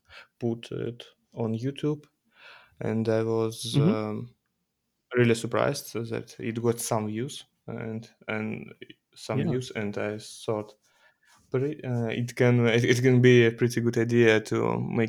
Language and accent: English; Russia; I'm from Russia